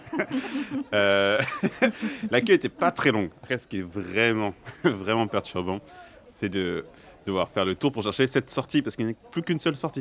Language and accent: French; Clermont-Ferrand, Auvergne-Rhône-Alpes, France; j'ai grandi à Clermont-Ferrand